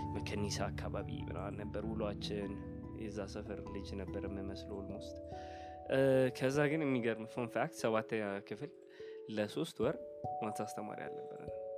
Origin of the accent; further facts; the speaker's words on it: Addis Ababa, Ethiopia; እንደ ማንኛውም አዲስ አበባ እንደተወለደ ሰው አዲስ አበባ ነው የተወለድኩት